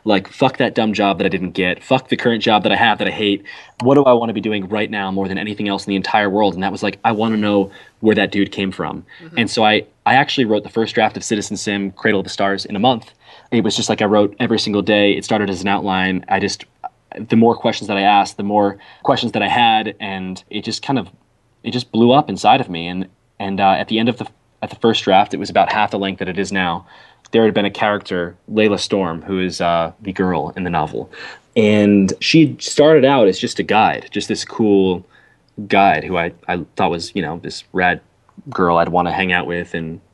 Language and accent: English; Jersey Shore, New Jersey, United States; So I grew up in New Jersey, on the Jersey Shore